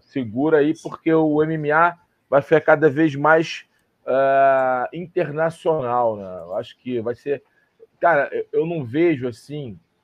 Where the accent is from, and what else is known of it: Brazil